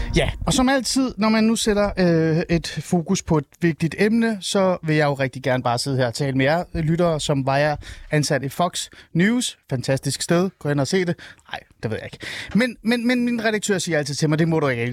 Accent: Helsingør, Capital Region of Denmark, Denmark; Helsingør. Øh, min hjemby

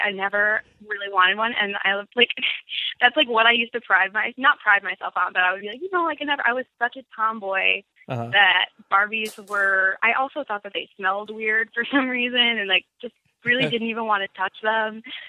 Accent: Grand Ledge, Michigan, United States; born or raised there; also born or lived in Lansing

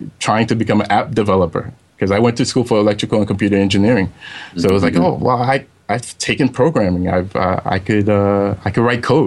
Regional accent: New York City, New York, United States; I grew up in Brooklyn, New York. So in the area called Flatbush

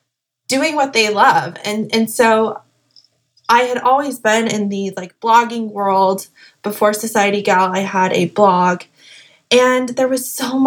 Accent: Salt Lake City, Utah, United States; moved away as an adult; also born or lived in Hawaii; now in Beverly Hills, United States; I'm originally from Salt Lake City, Utah

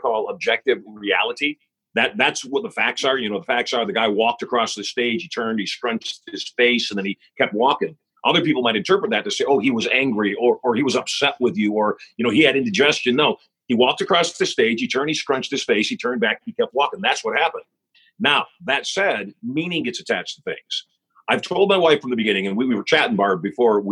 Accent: Las Vegas, Nevada, United States; Vegas shut down. In my hometown, 24/7, the casinos all shut down

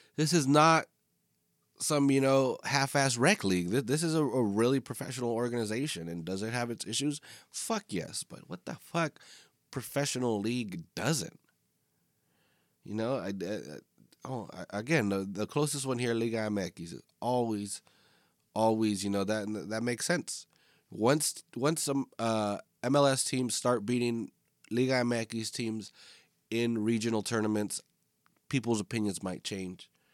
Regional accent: Northern California, United States; I am from Northern California

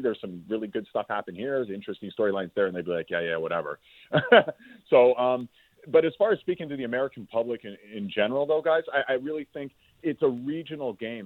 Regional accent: Toronto, Ontario, Canada; also born or lived in Montreal; I grew up in Toronto, so when I went to McGill, I was I was a Leaf fan as a kid growing up

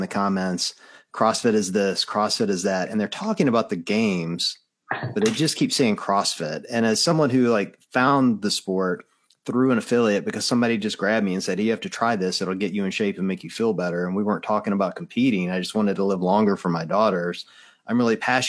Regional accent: the South, United States; I'm a Southerner through and through

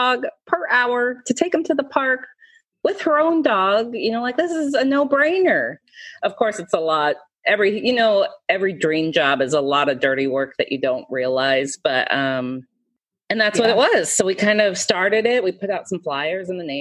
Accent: Marysville, Washington, United States; now in Seattle, United States; I grew up in Marysville

